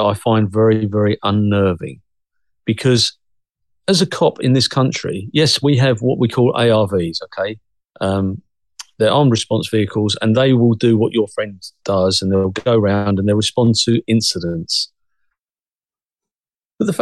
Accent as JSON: {"language": "English", "country": "United Kingdom", "also_born_or_lived": "Cressing, Essex", "said": "the UK's ours"}